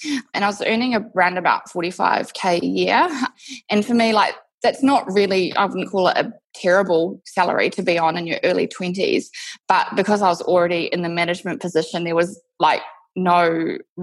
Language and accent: English; New Zealand; moved away as an adult; now in Perth, Australia; I'm actually from New Zealand originally. I moved to Perth, Western Australia 6 years ago